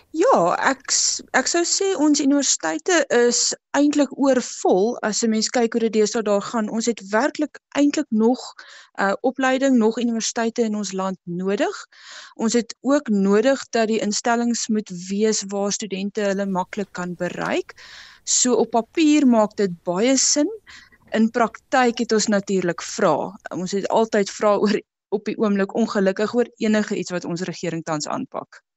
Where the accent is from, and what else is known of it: South Africa